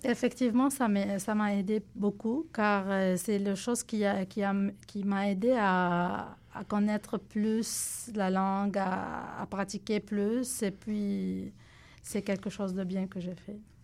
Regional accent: Lebanon; first language Arabic; French is a second language; moved away as an adult; now in Montreal, Canada; Je viens de Liban. J'ai 37 ans. Ça fait deux ans que je suis ici au Québec

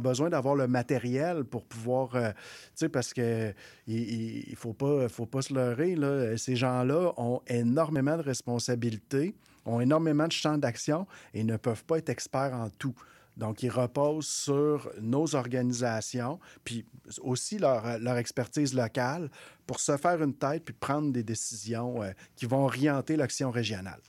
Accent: Quebec City, Quebec, Canada; also born or lived in Maliotenam (Uashat mak Mani-utenam), Quebec; je suis né là, mais je suis parti à peu près à quatre ans. Puis, je, j'ai été m'établir dans, la ville de Québec, où, où, je suis maintenant depuis plusieurs années

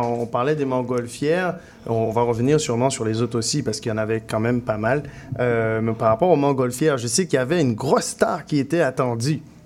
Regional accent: Guadeloupe; now in Montreal, Canada; je viens de la Guadeloupe, mais je représente MTL

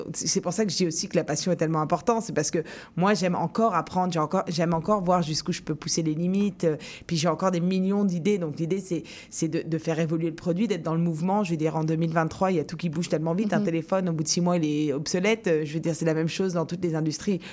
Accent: France; now in Montreal, Canada; en tant que Français

